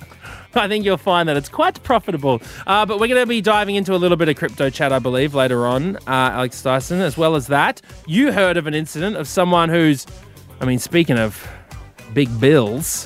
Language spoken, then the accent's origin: English; Queensland, Australia; Growing up in Queensland